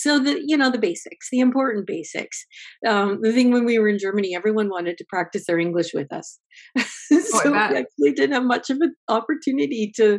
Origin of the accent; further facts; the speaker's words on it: Windsor, Ontario, Canada; Well, I'm a Windsor girl. I was born in Windsor.